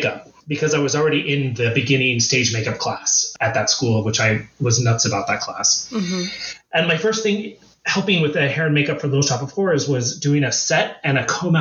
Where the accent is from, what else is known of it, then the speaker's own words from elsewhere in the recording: Arizona, United States; moved away as an adult; also born or lived in New York; back to my hometown